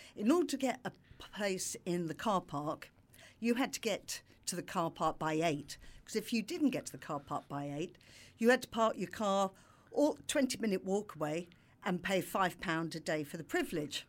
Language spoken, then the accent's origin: English; London, United Kingdom; moved away; also born or lived in Brighton; I'm from London